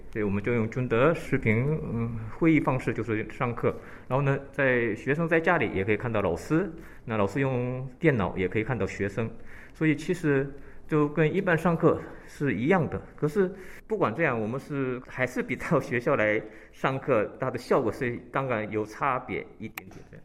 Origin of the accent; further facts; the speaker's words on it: Incheon, South Korea; also born or lived in Shandong, China (ancestry); now in Seoul, South Korea; 因为我们人川那边是一个港口